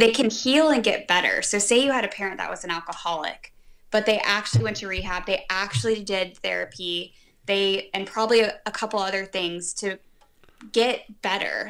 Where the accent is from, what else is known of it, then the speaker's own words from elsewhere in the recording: Atlanta, Georgia, United States; I grew up in Atlanta